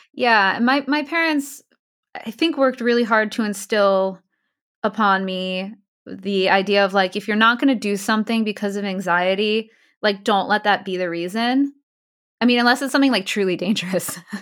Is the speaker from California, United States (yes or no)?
no; Ramsey, New Jersey, United States; also born or lived in Queens, New York / Long Island, New York; I'm from New Jersey. Actually, I was born in Queens. Uh, lived in Long Island when I was really little, but I grew up in New Jersey.